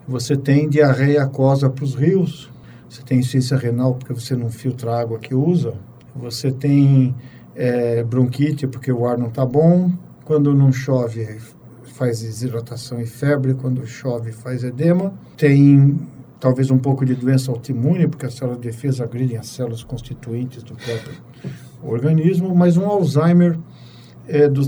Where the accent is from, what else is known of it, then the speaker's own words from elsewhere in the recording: São Paulo, Brazil; Bom, eu nasci em São Paulo. … porque eu nasci em 54, no quarto centenário.